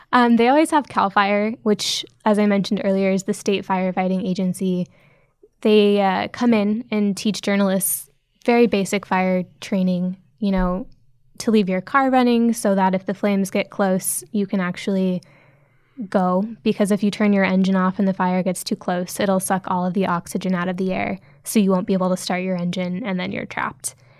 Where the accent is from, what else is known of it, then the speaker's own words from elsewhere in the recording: Nebraska, United States; now in San Francisco, United States; I grew up in Nebraska